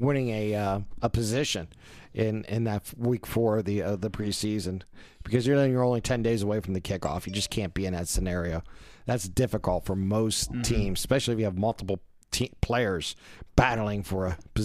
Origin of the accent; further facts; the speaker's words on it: United States; as an American